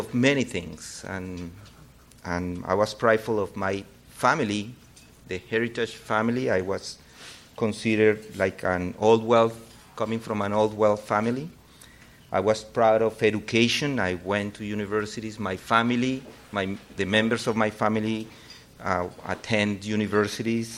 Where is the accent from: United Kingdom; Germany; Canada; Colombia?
Colombia; moved away; I grew up in Colombia